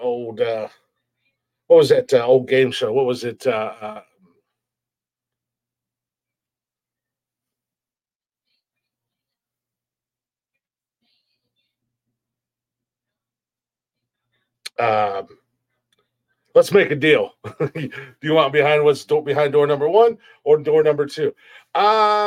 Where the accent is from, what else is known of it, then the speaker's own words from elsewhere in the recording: United States; I love being an American